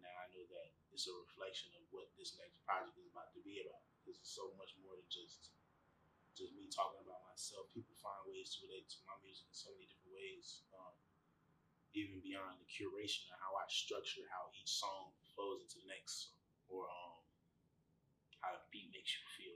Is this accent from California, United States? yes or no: no; Chicago, Illinois, United States; I'm from Chicago